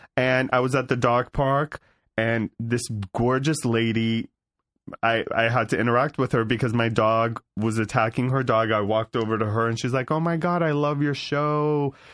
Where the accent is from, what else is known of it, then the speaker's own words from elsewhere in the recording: Beverly Hills, California, United States; also born or lived in San Fernando Valley, California; I grew up in Beverly Hills, California